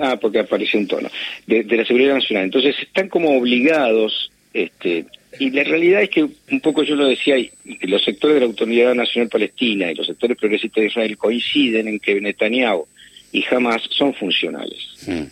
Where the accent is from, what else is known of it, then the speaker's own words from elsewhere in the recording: Argentina; como argentino y como judío